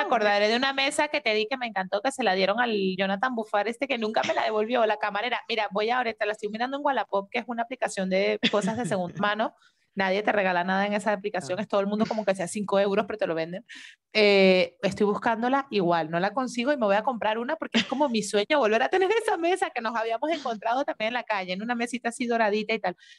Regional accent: Venezuela; moved away; nosotras que somos de Venezuela

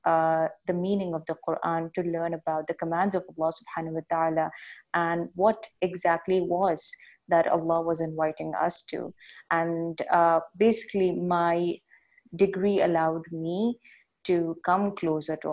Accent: Saudi Arabia; now in India; I was born and raised in Saudi Arabia

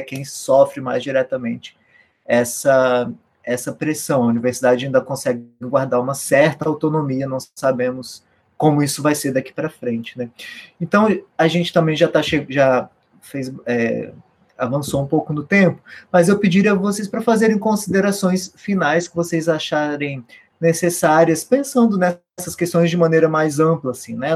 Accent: Brasília, Federal District, Brazil; eu sou de Brasília

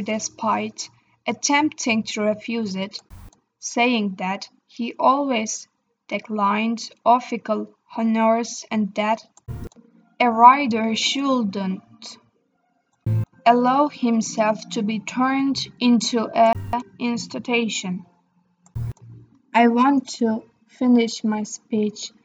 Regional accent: Turkey; I am from Turkey.

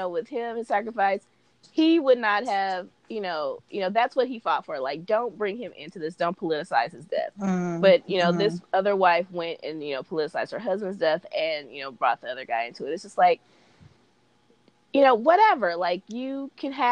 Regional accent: West Coast, United States; we're from the West Coast.

